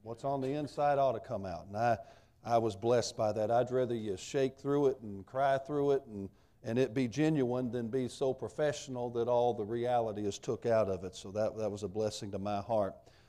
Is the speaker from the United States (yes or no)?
yes; the South, United States; now in Michigan, United States; I'm a Southerner and I preach a lot in the South.